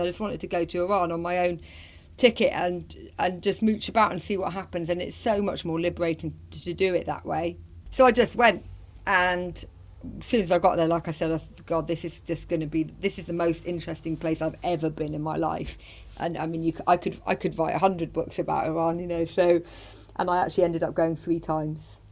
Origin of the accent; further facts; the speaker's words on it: United Kingdom; I'm from Britain